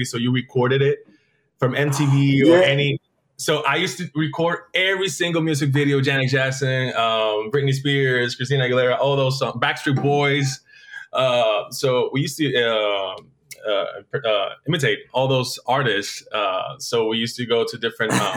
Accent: Vega Baja, Puerto Rico; moved away as an adult; I am from Puerto Rico, specifically from my hometown, Vega Baja, Puerto Rico

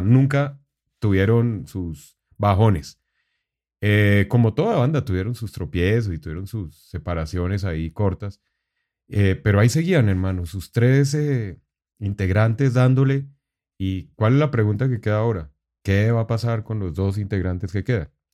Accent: Colombia; estaba fuera de Colombia en ese momento

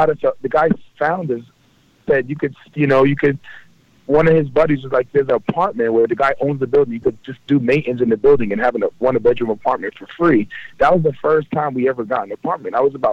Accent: Kosovo; also born or lived in Libya; A lot of people don't understand, my parents are from Kosovo. I am a refugee. I was born in Africa. I was born in Libya.

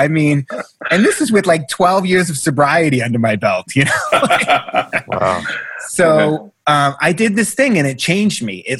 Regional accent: Boston, Massachusetts, United States; moved away as an adult; now in Los Angeles, United States; I'm from Boston, right? I'm from the South Shore of Boston, right?

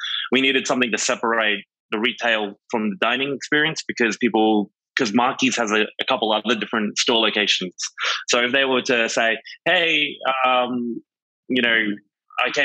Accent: Australia; moved away as an adult; now in New York, United States

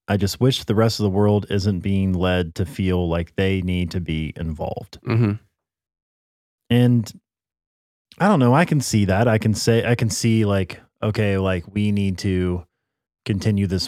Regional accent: United States; I think the biggest thing as an American, we've been involved in too many wars for too long

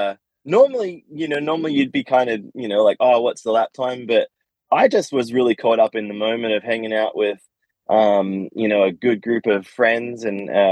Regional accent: Australia; I grew up in Australia

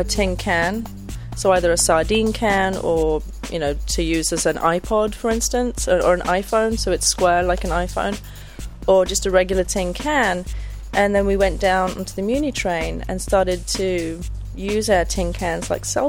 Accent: South East England, United Kingdom; moved away; From the south part, near London. But not from London

